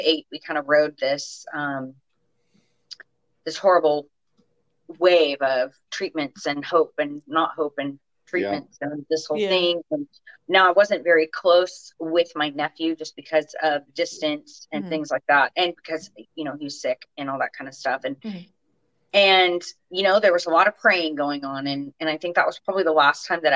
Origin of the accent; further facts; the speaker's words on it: Orange County, California, United States; I grew up in Orange County, so I'm the last of six kids